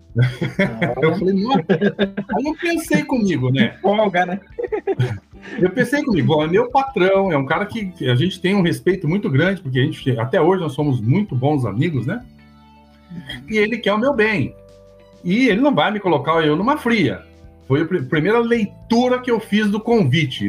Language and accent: Portuguese; Cornélio Procópio, Paraná, Brazil; moved away as an adult; now in Palmeira, Brazil; eu sou natural de Cornélio Procópio, no norte do Paraná